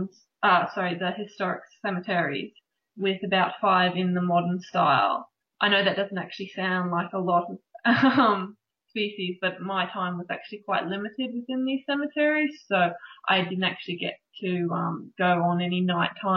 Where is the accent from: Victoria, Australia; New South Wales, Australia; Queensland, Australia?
Queensland, Australia; Brisbane; I come from Brisbane, so we're actually very lucky that we have an enormous variety of reptiles